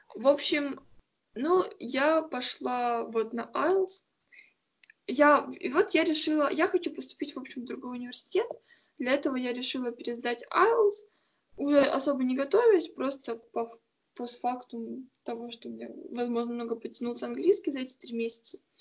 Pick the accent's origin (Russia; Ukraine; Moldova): Ukraine; я вообще тупая украинка